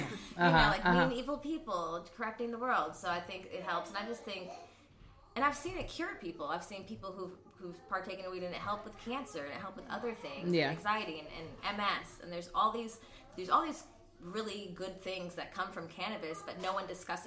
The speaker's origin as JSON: {"language": "English", "town": "Los Angeles", "region": "California", "country": "United States", "tie": "born or raised there", "said": "Both my parents are from Philly, but I grew up here since I was like three or four. So I've been in the Valley my whole life"}